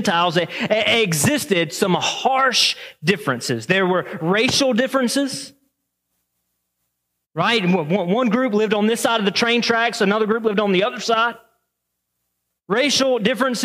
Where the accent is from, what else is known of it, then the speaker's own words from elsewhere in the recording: the South, United States; now in Waterford, Michigan, United States; I grew up in the South